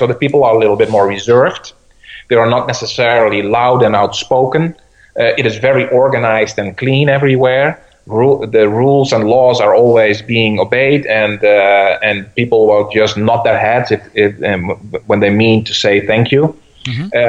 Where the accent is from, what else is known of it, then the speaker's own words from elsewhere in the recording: Venezuela; also born or lived in Minneapolis / Mexico; now in United States; I moved from Venezuela actually to Minneapolis, I guess it was, and then Mexico, and then from Mexico to the United States again.